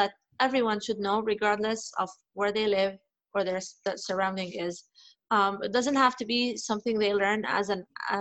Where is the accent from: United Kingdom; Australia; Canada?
Canada; now in Dubai, United Arab Emirates; I grew up in Canada